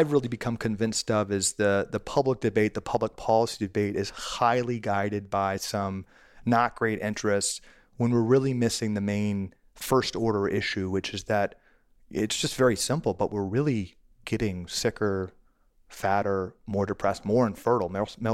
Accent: Washington, District of Columbia, United States; I was born and raised in Washington, D.C., and always dreamed of being in politics.

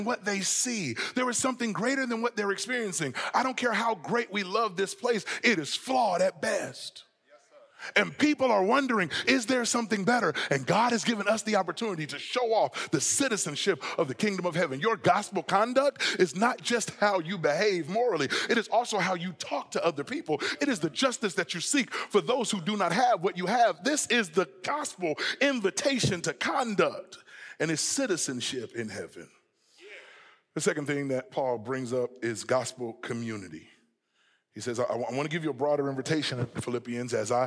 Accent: Southern California, United States; now in Texas, United States; I'm from Southern California and I live in Texas

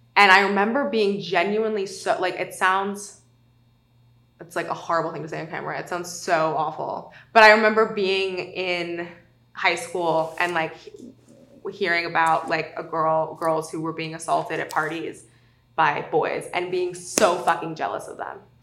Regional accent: South Lake Tahoe, California, United States; I grew up in South Lake Tahoe, overwhelmingly white, overwhelmingly conservative

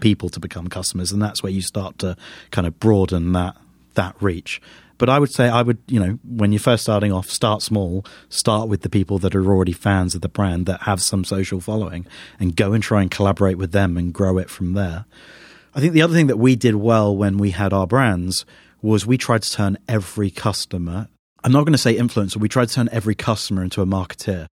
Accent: United Kingdom; as a Brit

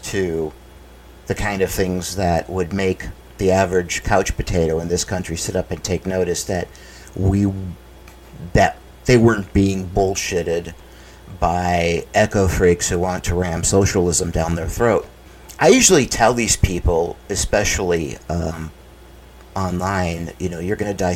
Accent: United States; I can speak for Americans.

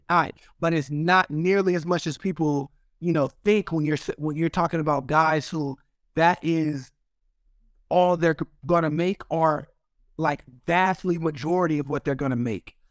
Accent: Arizona, United States; I'm from Arizona

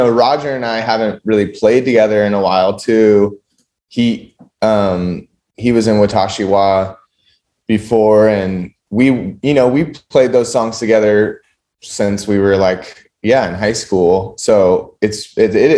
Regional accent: San Luis Obispo County, California, United States; also born or lived in Bishop, California / Los Angeles, California; I was born in like Bishop near Mammoth Mountain, and then we moved to San Luis Obispo County when I was like pretty young, around three years old. So I grew up here

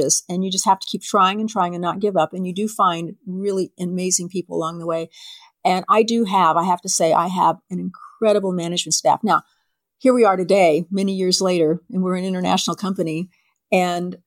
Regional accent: San Diego, California, United States; I was born in San Diego at Mercy Hospital. And when my parents took me home, they took me home to a rural area of San Diego.

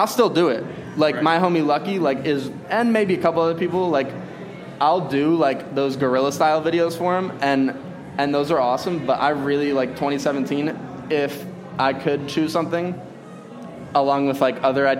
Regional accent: Arizona, United States; I grew up in Arizona in a Republican household.

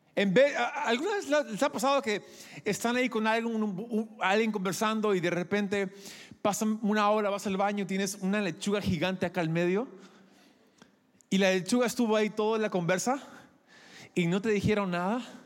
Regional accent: Peru; quizás soy gringo por fuera, pero por dentro soy más peruano que Atahualpa. ¿Ya? Yo crecí aquí, soy producto peruano

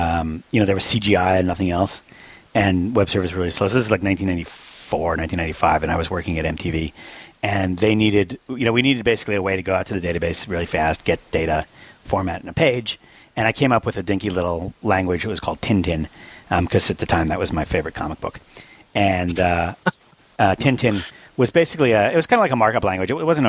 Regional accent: New Zealand; But being a New Zealander and all, I thought it would be nice if, at least on Stack Overflow, you had the ability to choose a little flag that goes next to your name.

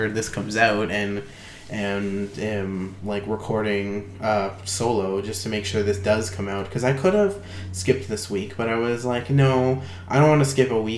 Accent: Canada; being Canadian

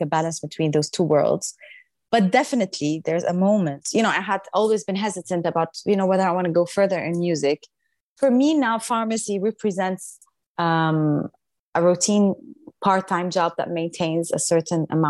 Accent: Damascus, Damascus Governorate, Syria; moved away as an adult; now in Paris, France; when I started growing up in Syria, I was in the choir

